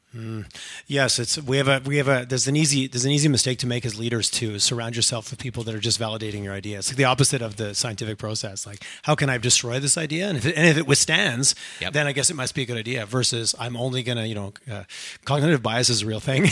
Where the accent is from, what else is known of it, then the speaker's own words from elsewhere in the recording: Quebec, Canada; moved away as an adult; I grew up in Quebec, small farming community